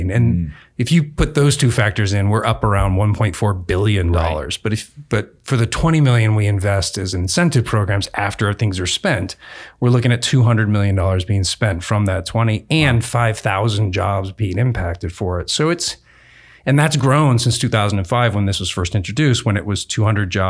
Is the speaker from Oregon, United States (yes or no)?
yes; Southern Oregon, United States; grew up in Southern Oregon